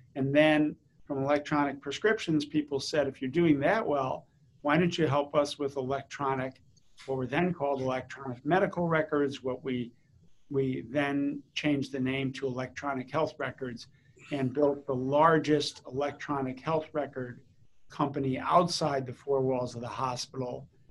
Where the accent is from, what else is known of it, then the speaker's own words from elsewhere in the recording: East Coast of the United States, United States; also born or lived in St. Louis / Chicago / New Jersey / Washington D.C.; initially, the family was from the Midwest, from St. Louis and Chicago, and then when I was in fourth grade, we moved to the East Coast.